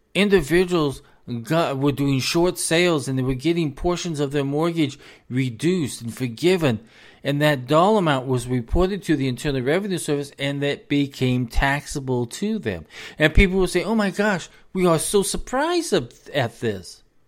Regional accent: United States; as an American

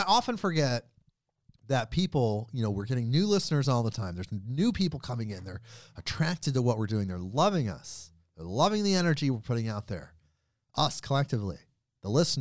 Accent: United States; also born or lived in Portland, Oregon; I'm an American and I'm in Oregon. I'm in Portland, Oregon.

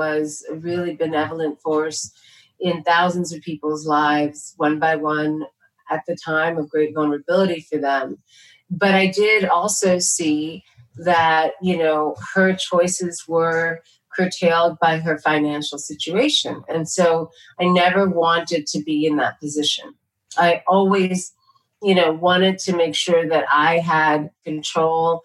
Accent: New York City, New York, United States; first language Tamil; English is a second language; also born or lived in India; growing up in New York City

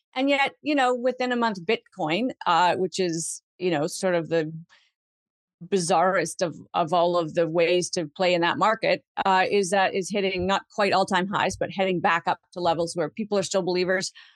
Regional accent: Canada; as a Canadian citizen who wants to continue to live in the country

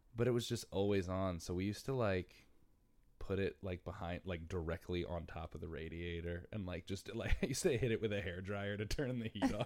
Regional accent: Bridgeport, Connecticut, United States; moved away as an adult; also born or lived in Stratford, Connecticut; now in New York City, United States; I'm from Bridgeport and Stratford. Spent half my life in Bridgeport, half my life in Stratford

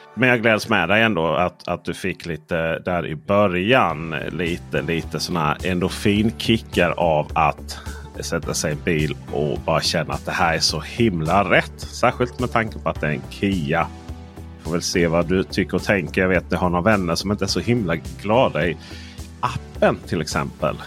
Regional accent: Skåne, Sweden; som skåning

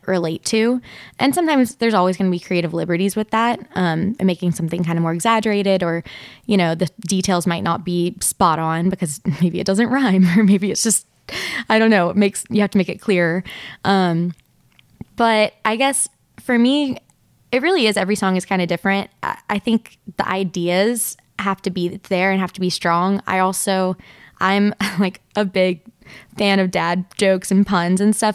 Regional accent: Nashville, Tennessee, United States; I grew up in Nashville

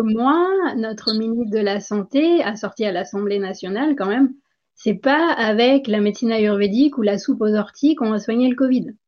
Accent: India; moved away as an adult; also born or lived in France / Guadeloupe; j'ai grandi en Inde

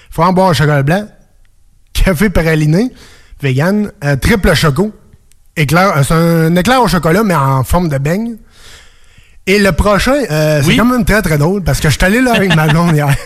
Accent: Quebec, Canada; Je viens de la Beauce.

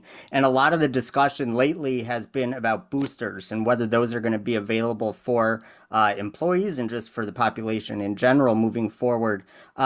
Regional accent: Michigan, United States; moved away; I moved away from Michigan for about 15 years. And ever since I've come back

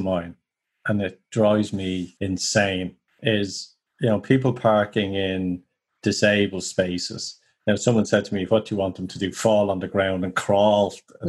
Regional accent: Ireland

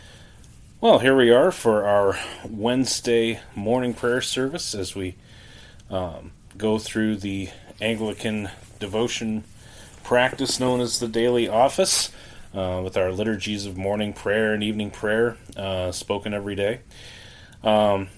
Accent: Canada; now in United States; I grew up actually in Canada. I didn't grow up here in the States, but I grew up in Canada

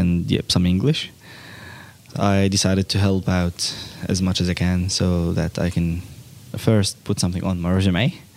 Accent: Syria; first language Arabic; English is a second language; now in Australia

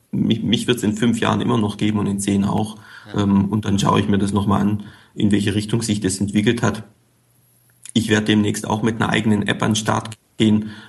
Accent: Baden-Württemberg, Germany; born there; accent: Swabian; Eigentlich bin ich gebürtiger Schwabe, kommt immer mal wieder durch, stimmlich.

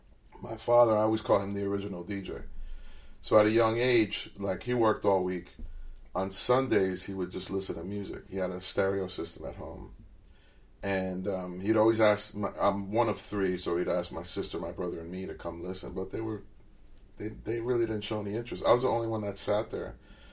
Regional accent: New Jersey, United States; in that particular area where I grew up in New Jersey, in the tri-state area, what we call it, if you're a Latin kid, you were into hip-hop.

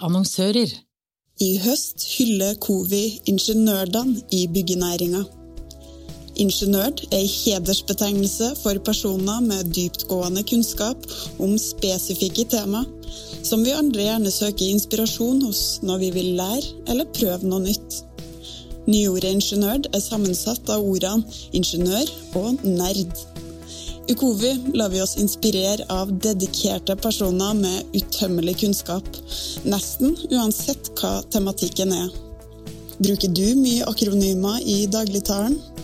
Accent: Battenfjorden, Nordvestlandet, Møre og Romsdal, Norway; moved away; Da var jeg på ferie på hjemstedet mitt, Battenfjorden på Nordvestlandet.

